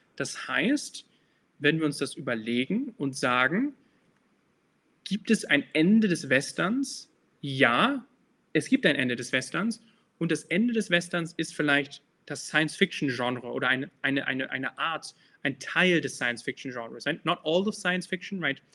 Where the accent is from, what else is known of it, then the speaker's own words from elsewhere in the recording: Germany; moved away; also born or lived in United States; ich komme äh, ursprünglich aus Deutschland. Ich bin in Deutschland geboren. So I've lived in the United States for quite a while, but I'm, I was born in Germany